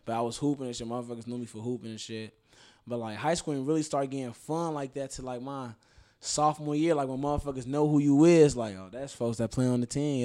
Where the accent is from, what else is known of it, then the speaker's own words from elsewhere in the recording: Chicago, Illinois, United States; I'm from Rogers Park, Chicago, Illinois, it's like the north side.